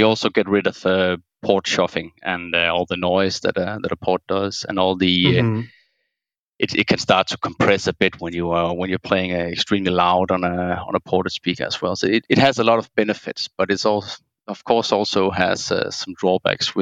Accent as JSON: {"language": "English", "country": "Denmark", "said": "I'm from Denmark."}